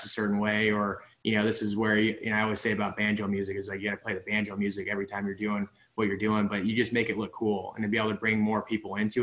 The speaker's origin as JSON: {"language": "English", "town": "Coeur d'Alene", "region": "Idaho", "country": "United States", "said": "I'm from Coeur d'Alene, Idaho"}